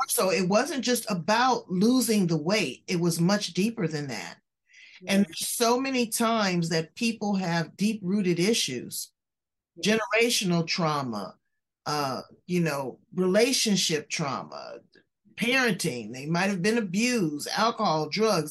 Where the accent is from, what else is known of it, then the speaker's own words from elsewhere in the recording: California, United States; I'm from California